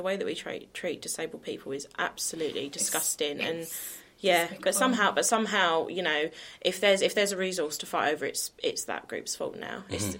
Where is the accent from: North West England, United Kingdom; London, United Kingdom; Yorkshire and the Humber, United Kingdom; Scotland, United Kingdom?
London, United Kingdom; Dagenham; I grew up on Beacon Tree Estate.